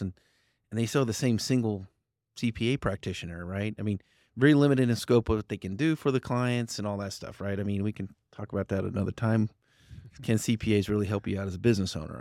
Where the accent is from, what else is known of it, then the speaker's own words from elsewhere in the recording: Fruitland, Idaho, United States; also born or lived in Central Valley, California; I grew up in Fruitland, Idaho.